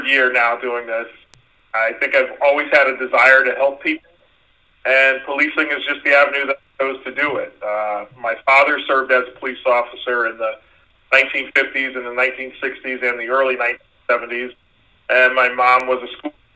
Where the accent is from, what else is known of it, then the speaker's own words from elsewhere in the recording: Waterbury, Connecticut, United States; I grew up in Waterbury